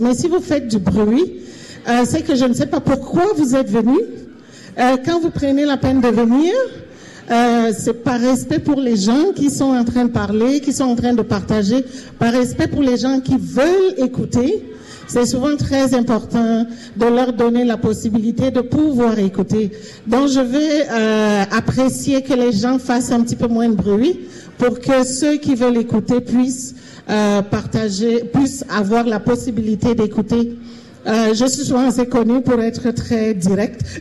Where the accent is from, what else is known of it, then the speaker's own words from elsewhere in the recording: Cameroon; also born or lived in France; now in Canada; je viens du Cameroun